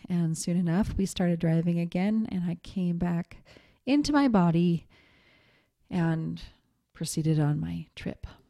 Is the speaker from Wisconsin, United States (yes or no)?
no; Montana, United States; I grew up in Montana.